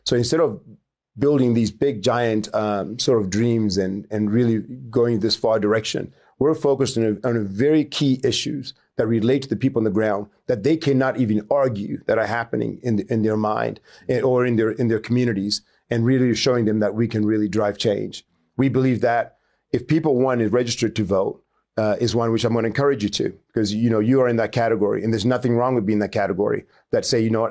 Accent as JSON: {"language": "English", "town": "Chinhoyi", "region": "Mashonaland West", "country": "Zimbabwe", "tie": "born or raised there", "also_born_or_lived": "Harare", "moved": "yes", "said": "I grew up in Chinoy, grew up in a, you know, very poor, uh, poor, uh, upbringing"}